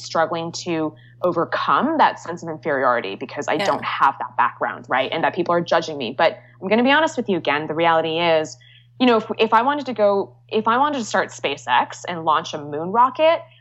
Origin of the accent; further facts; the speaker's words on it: Bay Area, California, United States; now in New York, United States; I grew up in the Bay Area, and my parents still live in Los Altos